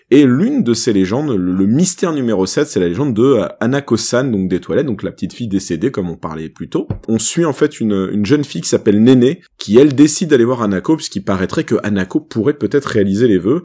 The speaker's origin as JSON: {"language": "French", "country": "France", "said": "chez nous en France"}